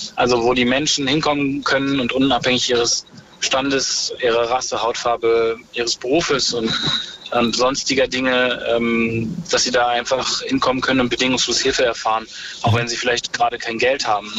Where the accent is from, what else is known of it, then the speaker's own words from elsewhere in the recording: Ruhr area near the Dutch border, North Rhine-Westphalia, Germany; moved away as an adult; also born or lived in France / Vienna; now in Berlin, Germany; ich bin im Ruhrport groß geworden, also an der holländischen Grenze